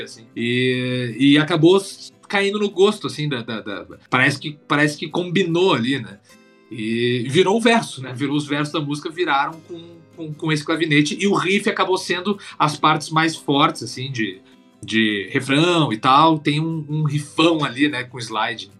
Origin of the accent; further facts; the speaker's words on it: Porto Alegre, Rio Grande do Sul, Brazil; moved away; lá do sul da minha terra, lá, lá de Porto Alegre